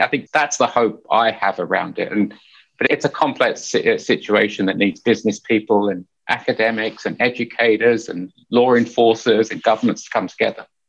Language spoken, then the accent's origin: English; Hertfordshire, East of England, United Kingdom; moved away as an adult; also born or lived in Finsbury Park, London / Essex / Nottingham; now in United States; I was born in Finsbury Park, North London, Indian parents, first generation Indian, two sisters. And then we moved out, like every good family, we moved out to the suburbs in Hertfordshire